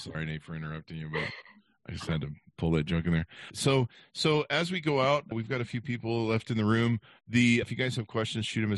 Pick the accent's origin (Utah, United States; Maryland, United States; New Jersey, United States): Utah, United States; I come from Utah